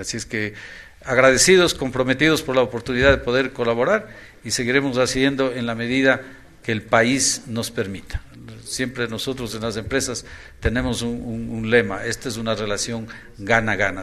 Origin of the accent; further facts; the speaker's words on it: Ambato, Tungurahua, Ecuador; la ciudad de Ambato, que es mi ciudad natal